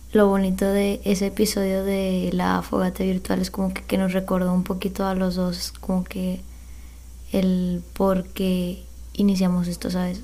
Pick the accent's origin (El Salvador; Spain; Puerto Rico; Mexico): Mexico; nosotros como mexicanos